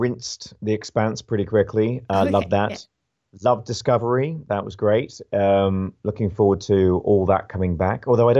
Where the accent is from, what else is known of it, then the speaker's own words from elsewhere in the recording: United Kingdom; It's funny actually, as a Brit, and I'd like to know actually how it's gone down here.